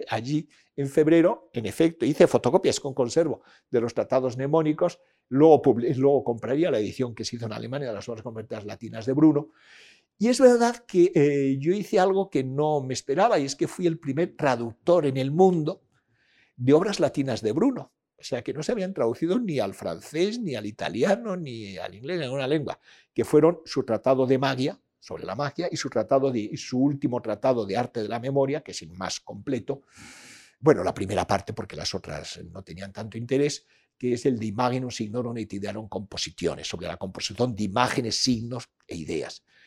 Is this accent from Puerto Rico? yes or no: no; Peñaranda de Bracamonte, Castile and León, Spain; mi infancia, adolescencia en Peñarán de Bracamonte